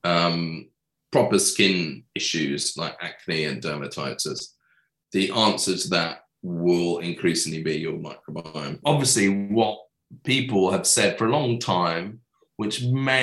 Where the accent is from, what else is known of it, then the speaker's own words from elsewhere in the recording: England, United Kingdom; I'm English